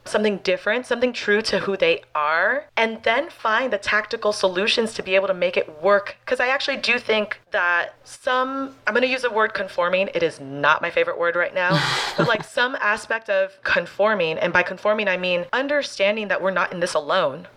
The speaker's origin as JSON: {"language": "English", "town": "Miami", "region": "Florida", "country": "United States", "tie": "born or raised there", "said": "I'm out of Miami, Florida. This is my hometown"}